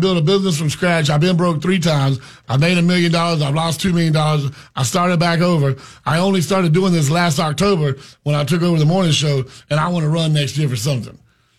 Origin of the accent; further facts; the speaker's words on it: Pahokee, Florida, United States; I'm from Pahokee.